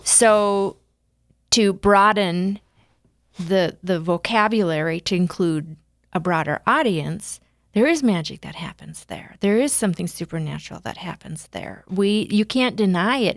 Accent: West River, South Dakota, United States; I'm a West River girl

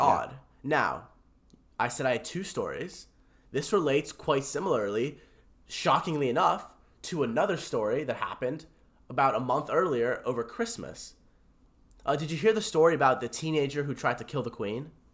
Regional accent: New York, United States; I'm from New York.

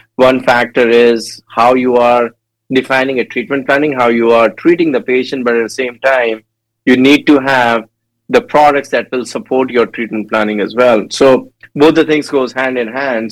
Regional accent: India; moved away; I born and raised in India, and I did my dental school back in India as well.

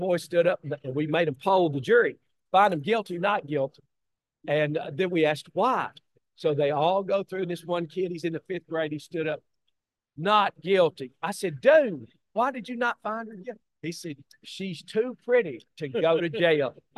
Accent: Tennessee, United States; born or raised there

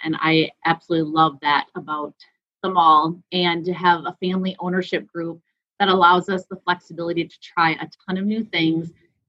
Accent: St. Cloud, Minnesota, United States; So I grew up in St. Cloud, which is about an hour and a half north of the Twin Cities.

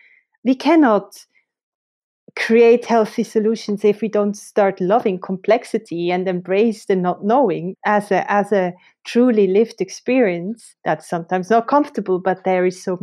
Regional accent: Switzerland; I grew up in Switzerland, close to the mountains, and nature had always a very special place in my life.

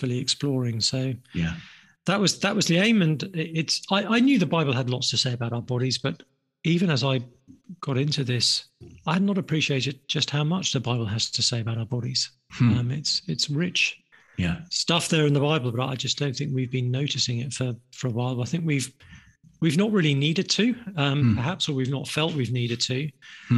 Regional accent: England, United Kingdom; I'm from England, been a Christian for about 30 years

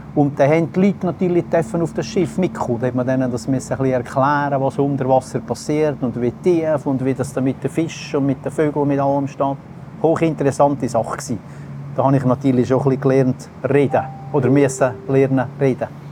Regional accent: Flüelen, Uri, Switzerland; Ich bin eigentlich ein auf Lealen am See aufgewachsen

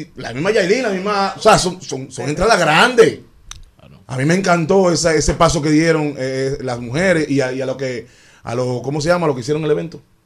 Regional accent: Dominican Republic; Yo nunca dejé de rapear como rapeamos aquí. Mi jerga siempre activa

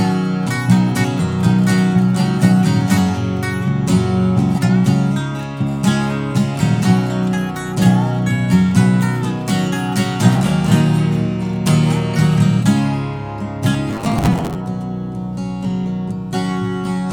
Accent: United States; I actually grew up. I actually went to high school right here at Patrick Henry High School. I'm from right here in this area

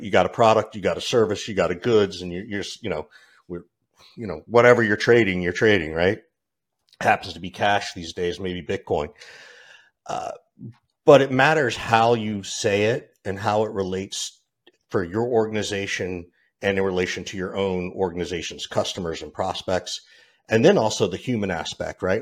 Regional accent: Georgia, United States; I grew up in Georgia, of all places

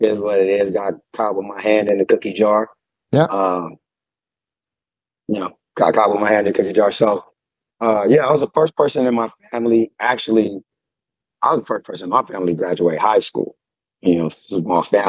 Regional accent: San Diego, California, United States; I grew up in Southeast San Diego, California, 619.

